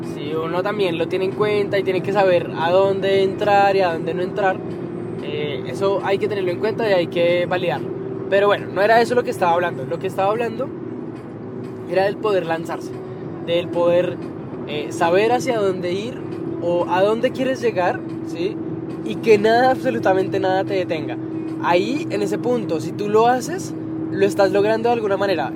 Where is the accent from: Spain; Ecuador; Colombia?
Colombia; yo que soy colombiano